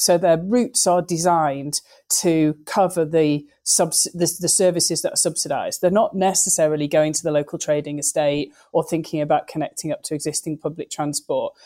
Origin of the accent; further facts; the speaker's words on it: Lancashire, North West England, United Kingdom; we're all still from Lancashire.